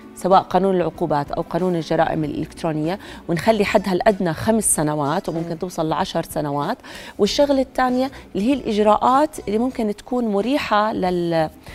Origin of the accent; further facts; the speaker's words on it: Jordan; عندنا بالاردن